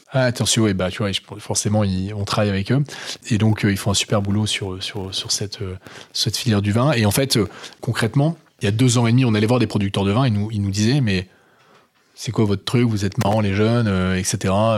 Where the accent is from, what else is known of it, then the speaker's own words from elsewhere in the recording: the Nord, Hauts-de-France, France; je suis un vrai ch'ti, tu vois. parents ch'ti, de grands-parents ch'ti, tu vois. Donc, vrai mec du Nord.